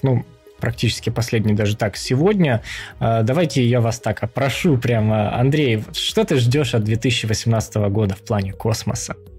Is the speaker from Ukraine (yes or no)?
yes; Ukraine; Мы втроём из Украины